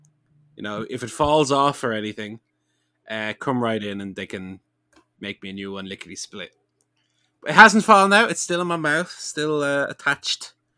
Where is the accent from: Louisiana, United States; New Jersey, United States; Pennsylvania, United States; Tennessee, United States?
New Jersey, United States; Hey, I'm from New Jersey over here.